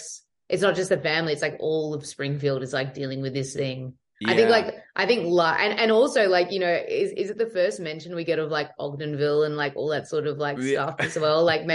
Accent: Australia; Oh, it's all accurate. It's completely what happens. Yeah. That's what it's like down there.

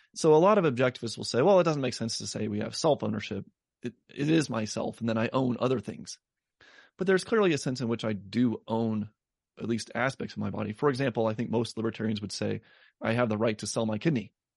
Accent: Denver, Colorado, United States; my hometown in Denver

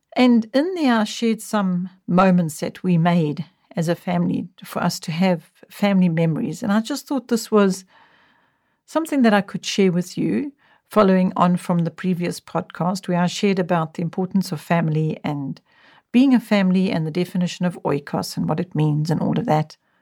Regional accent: South Africa; television only came into our country when I was in my young adult years.

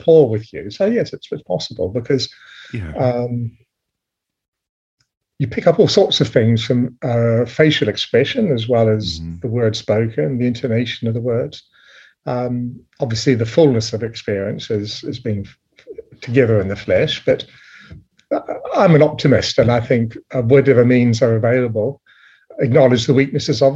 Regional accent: New Zealand; I was raised in New Zealand

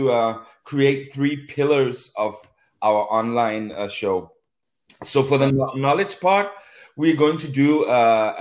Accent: Copenhagen, Capital Region of Denmark, Denmark; I'm from Copenhagen

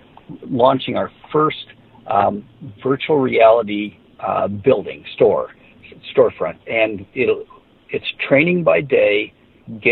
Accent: Davenport, Iowa, United States; downtown Davenport, Iowa, which is my hometown

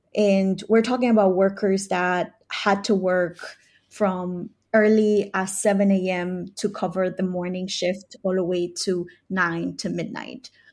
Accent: New York City, New York, United States; I migrated here in nineteen ninety-five, uh, with my family, um, to New York City, mostly to the Bronx. Uh, and since then, I grew up in the Bronx since the age of ten.

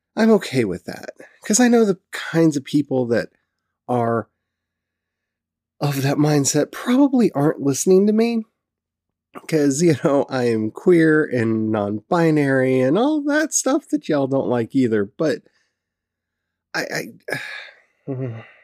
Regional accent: Southern United States, United States; accent: Southern; you're gonna bring my Southern out, and I'm gonna start saying y'all and honey a lot

